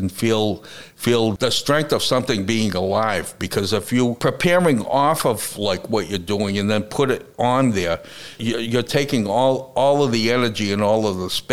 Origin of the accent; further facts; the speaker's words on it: United States; I'm an American artist